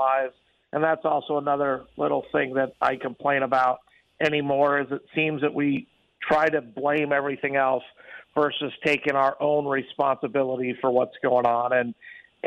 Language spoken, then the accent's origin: English; Midwest, United States; born or raised there; now in Las Vegas, United States